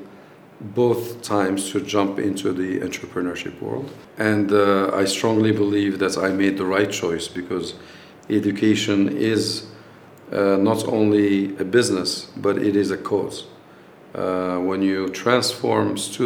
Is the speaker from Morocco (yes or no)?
yes; Morocco; moved away as an adult; also born or lived in United States